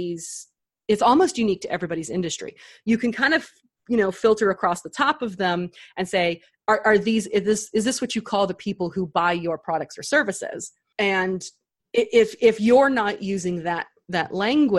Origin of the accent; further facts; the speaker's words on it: Texas, United States; down here in Texas, we say y'all a lot